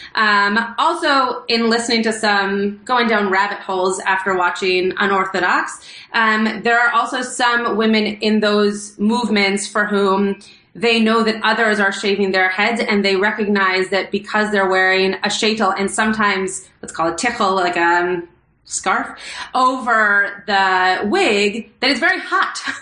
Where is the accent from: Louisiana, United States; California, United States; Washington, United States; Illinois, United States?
California, United States; Los Angeles; I grew up in Los Angeles, and I grew up very close to the Pico Robertson area